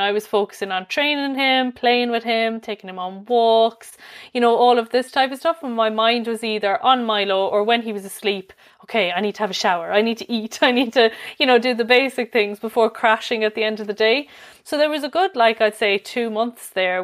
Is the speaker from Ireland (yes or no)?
yes; Limerick, Munster, Ireland; I'm from Limerick myself.